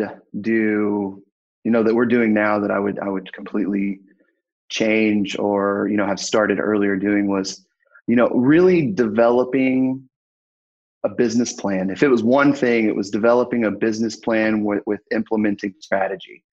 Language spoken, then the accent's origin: English; Fayetteville, Arkansas, United States; I'm from Fayetteville, Arkansas.